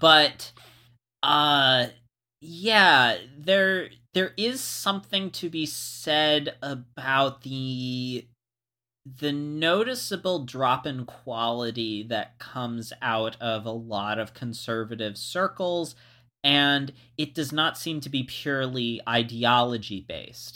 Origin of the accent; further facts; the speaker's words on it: Florida, United States; moved away; I was from Florida